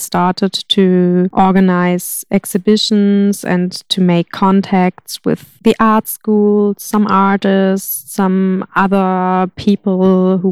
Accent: Hamburg, Germany; moved away; also born or lived in Berlin / Granada; I come from Hamburg, which is quite a big city. And then I lived in Berlin.

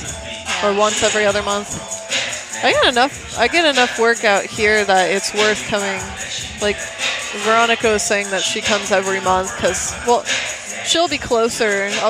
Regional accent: Missouri, United States; A lot of people know I'm from Missouri.

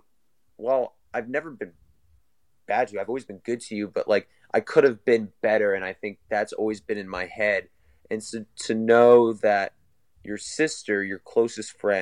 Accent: Rhode Island, United States; moved away as an adult; now in Los Angeles, United States; I was born and raised in Rhode Island.

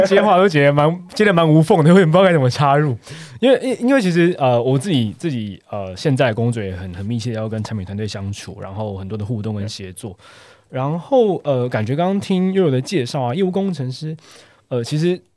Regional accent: Taiwan; 毕竟我们我们台湾人在呃工作上面的想法

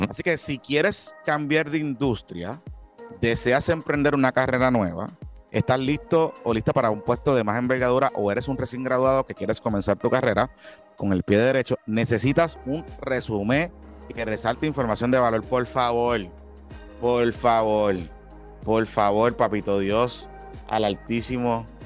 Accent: Carolina, Puerto Rico; soy de Carolina.

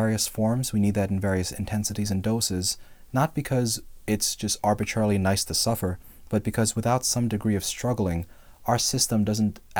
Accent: Northeast, United States; now in Texas, United States; I'm from the Northeast, right. And we have forests in the Northeast

